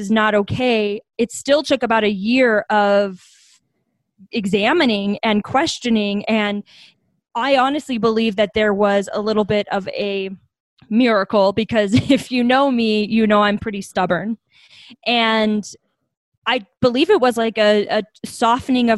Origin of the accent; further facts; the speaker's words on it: Bastrop, Texas, United States; also born or lived in Colorado Springs, Colorado; now in Denver, United States; I grew up in Bastrop, Texas.